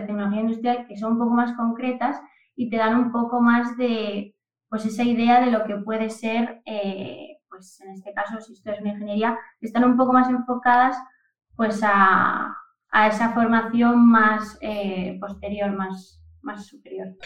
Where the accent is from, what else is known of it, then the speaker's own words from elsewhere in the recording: Oviedo, Asturias, Spain; also born or lived in Camuño, Salas, Asturias; soy de Oviedo y, bueno, toda mi infancia he estado un poco entre Oviedo y Camuño que es mi pueblo que está en el Concejo de Salas, ahí en Asturias también